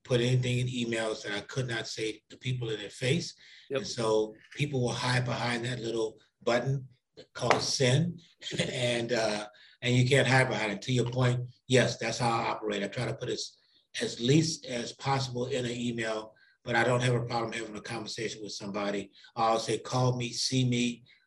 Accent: New Orleans, Louisiana, United States; now in St. Louis, United States; I grew up in New Orleans, Louisiana, in what is called a lower ninth ward

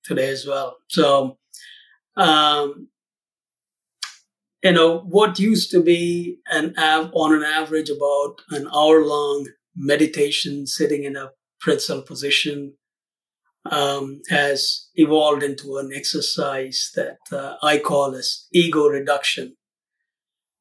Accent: South India, India; moved away as an adult; now in Lincolnshire, United States; I'm originally from India, South India. I came here in the late 80s to the U.S. as a student

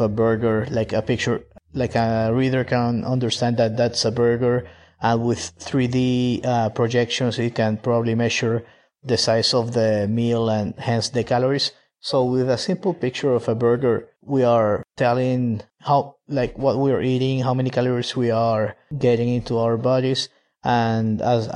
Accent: Maracaibo, Zulia, Venezuela; Maracaibo, the city where I grew up

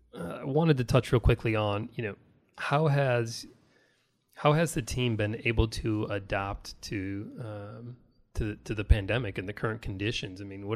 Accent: New York, United States; Now see, I'm originally from the Rochester Buffalo area, so I'm a big Bills fan up there.

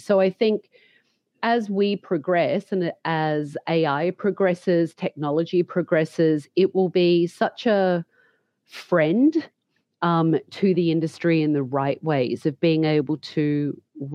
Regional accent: Australia; moved away as an adult; also born or lived in London; now in United States; leaving Australia at such a young age, which I did, and I went to London for a long time and then to the US, and always reflecting back on my education as a young hairdresser here in Australia

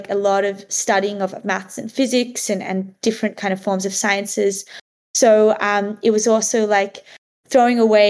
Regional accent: Lennox Head, New South Wales, Australia; also born or lived in Sydney, Australia; I grew up in like a really small beach town in Australia called Lennox Head

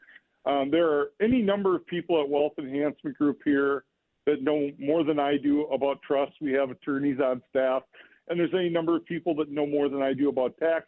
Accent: Olivia, Minnesota, United States; I grew up in Olivia, Minnesota, farm country

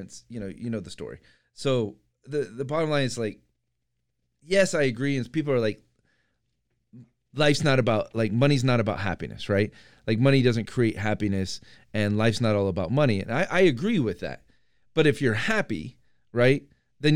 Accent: Iowa, United States; moved away; I grew up in Iowa

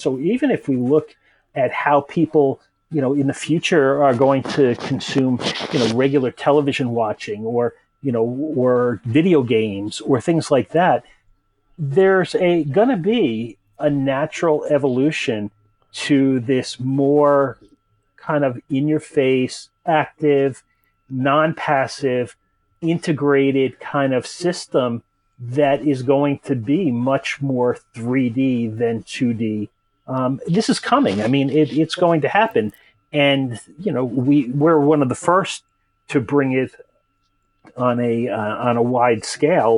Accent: United States; moved away as an adult; now in Europe; I'm a an American native guy, you know, living in Europe now

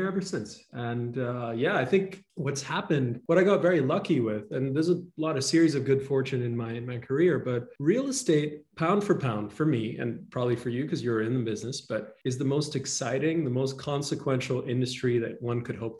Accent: Dubai, United Arab Emirates; moved away as an adult; also born or lived in Toronto, Canada; now in Los Angeles, United States; I grew up in a monarchy. I grew up in Dubai.

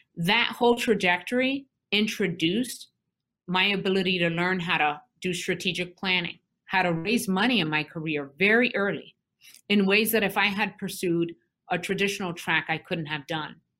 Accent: New York City, New York, United States; moved away as an adult; also born or lived in Vermont / Newark, New Jersey; I, born and raised in Brooklyn, New York

